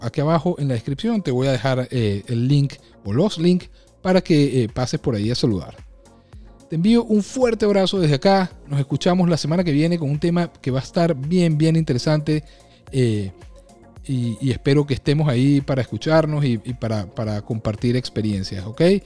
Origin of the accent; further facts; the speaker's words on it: Venezuela; moved away as an adult; now in United States; Yo estudié y me gradué en Administración de Empresas en mi país, Venezuela